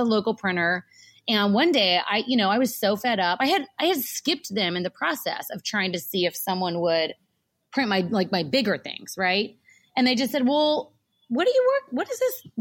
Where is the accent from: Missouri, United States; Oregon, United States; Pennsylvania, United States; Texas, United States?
Texas, United States; Y'all, I say y'all, I'm from Texas.